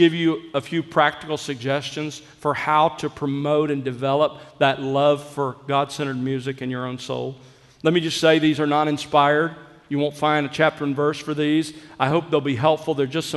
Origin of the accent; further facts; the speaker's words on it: South Alabama, United States; I grew up in South Alabama